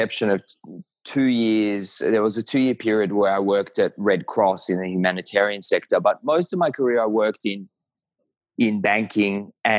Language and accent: English; Israel; also born or lived in Tel Aviv, Israel / Melbourne, Australia; I was born in Tel Aviv, and when I was 4.5, we moved to Melbourne, Australia, and lived here for 7.5 years. So I had a portion of my childhood here, and then we went back to Israel, and I did high school in the military.